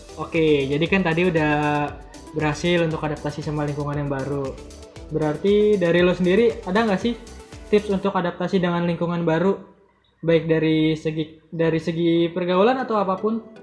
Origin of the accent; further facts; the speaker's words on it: Jakarta, Indonesia; gue sendiri sebenarnya lahir di dan besar di Jakarta